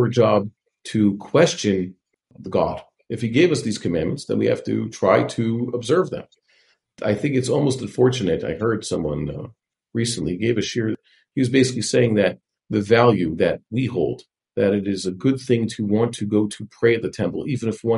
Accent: New York City, New York, United States; I'm from Kew Gardens Hills.

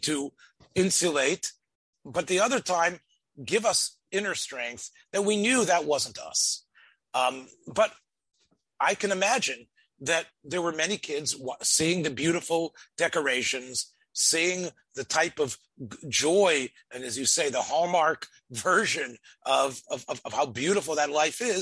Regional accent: Memphis, Tennessee, United States; as a boy growing up in Memphis, Tennessee

